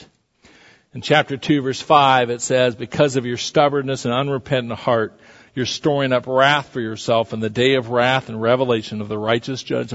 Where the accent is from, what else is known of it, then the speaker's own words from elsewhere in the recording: southwest Iowa, United States; When I was a kid growing up in southwest Iowa